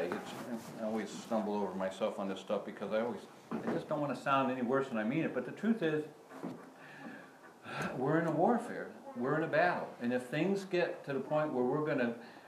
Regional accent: United States; growing up in America

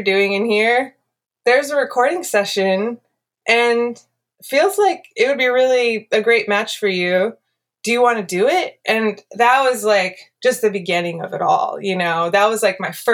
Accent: the Bay Area, California, United States; growing up in the Bay Area

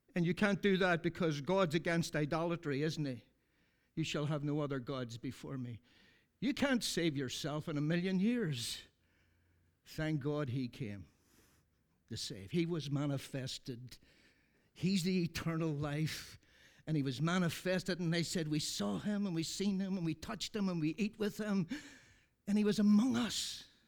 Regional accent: Ireland; I'm from Ireland

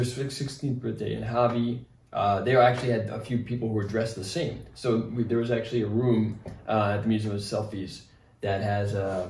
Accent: Rhode Island, United States; now in Los Angeles, United States; From growing up in Rhode Island to moving

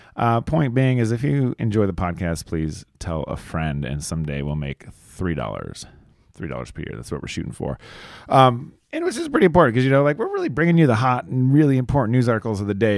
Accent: New Mexico, United States; my hometown, small ass New Mexico

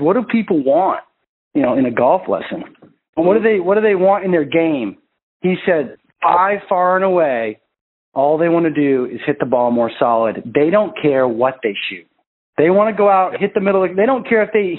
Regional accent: Maine, United States; I'm from Maine

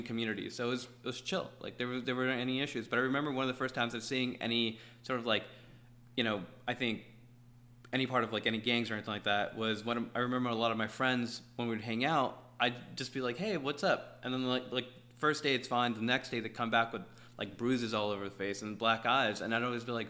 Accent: Los Angeles, California, United States; also born or lived in El Salvador / Santa Monica; I'm a Valley cat

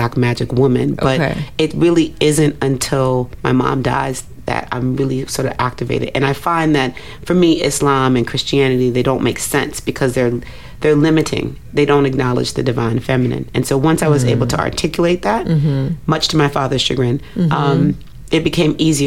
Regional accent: Nigeria; a Nigerian woman

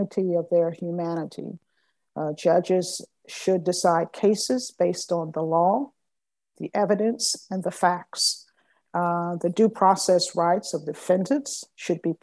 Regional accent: Augusta, Georgia, United States; I grew up in East Augusta and graduated from Richmond Academy

